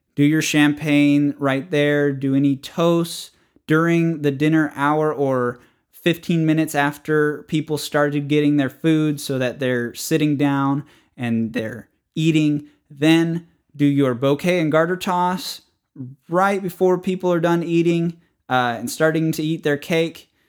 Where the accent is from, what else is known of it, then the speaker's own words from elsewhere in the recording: the North, United States; moved away; I was raised in the North